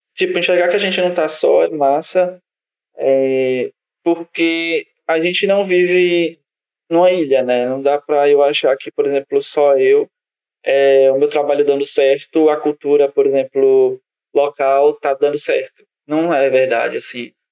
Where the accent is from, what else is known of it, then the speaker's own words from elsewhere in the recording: Northeast Region, Brazil; nós que somos do Nordeste